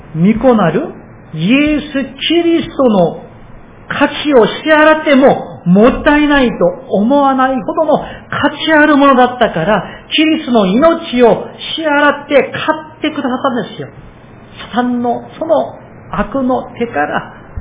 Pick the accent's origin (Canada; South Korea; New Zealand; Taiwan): South Korea; now in Japan; 私、韓国人として